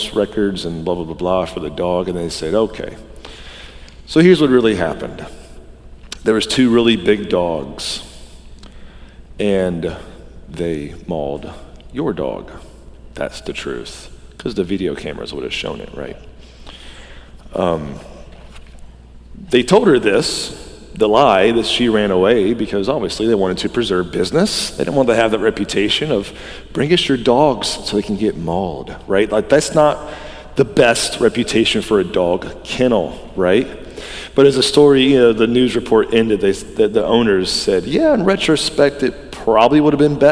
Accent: the Bible Belt, Southern United States, United States; I grew up in the Bible Belt

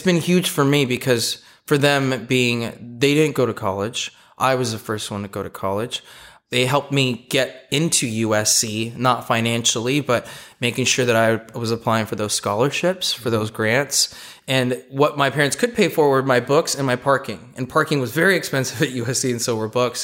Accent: Los Angeles, California, United States; I grew up in Eagle Rock, which is in the Pasadena area, for those of you that don't know, the big Los Angeles basin

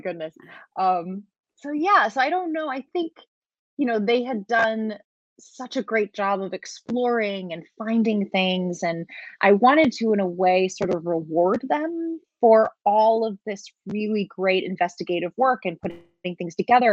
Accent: New York City, New York, United States; I grew up in Brooklyn

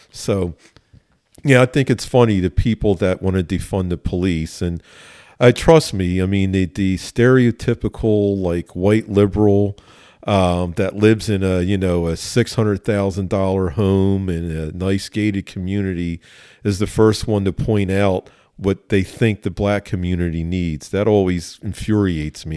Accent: Philadelphia, Pennsylvania, United States; I grew up in West Philly

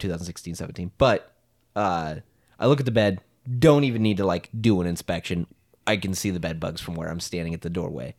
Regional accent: Creston, Iowa, United States; I grew up in Creston, Iowa

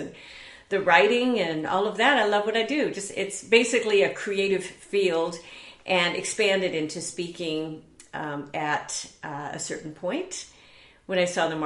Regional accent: Southern California, United States; also born or lived in Eatonton, Georgia; I was born in Eatonton, Georgia, did not stay there long, but came out to Southern California and grew up around here

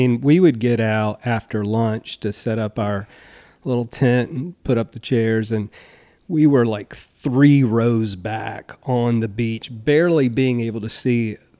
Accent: Duplin County, North Carolina, United States; now in Cary, United States; I always say Duplin County. I take a lot of pride in being from Duplin County

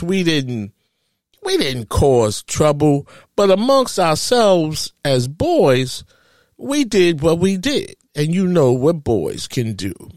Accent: New York City, New York, United States; growing up in Harlem, USA

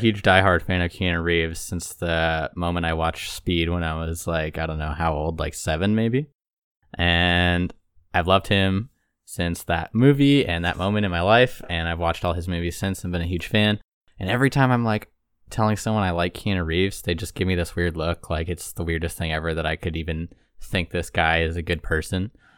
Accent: Toronto, Ontario, Canada; moved away; I'm originally from Toronto, Ontario

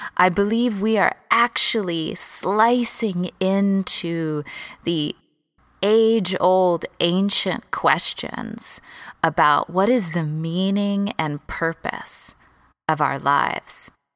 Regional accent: Texas, United States; moved away as an adult; also born or lived in Los Angeles, United States; I moved from Texas, where I grew up, to L

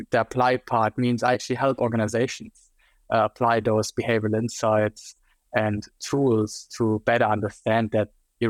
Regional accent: Germany; English is a second language; now in Australia; So for those of you who couldn't tell yet from listening to my terrible accent, I'm actually German. I'll never get rid of that accent, I think, even if I would be in Australia for 20 years.

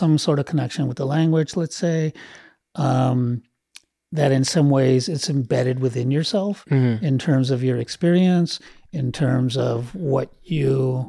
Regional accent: Los Angeles, California, United States; I grew up here in LA. I grew up

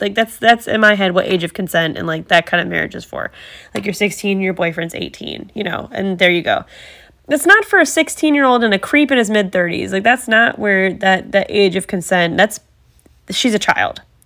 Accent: Ohio, United States; I'm from Ohio

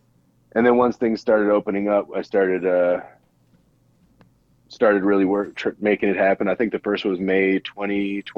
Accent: Wisconsin, United States; from Wisconsin.

